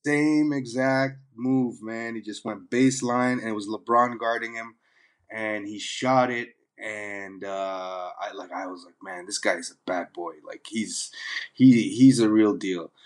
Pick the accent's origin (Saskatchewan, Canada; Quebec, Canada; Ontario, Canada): Ontario, Canada; Toronto; moved away; also born or lived in London, United Kingdom / Dubai, United Arab Emirates / Sudan; I grew up in Toronto